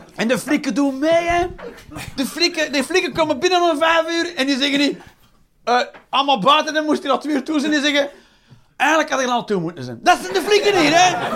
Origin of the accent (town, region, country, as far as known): Belgium